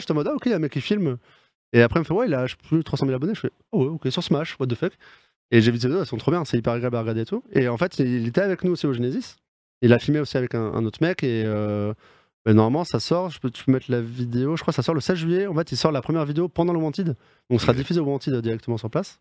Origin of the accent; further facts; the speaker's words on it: Bordeaux, Nouvelle-Aquitaine, France; je suis bordelais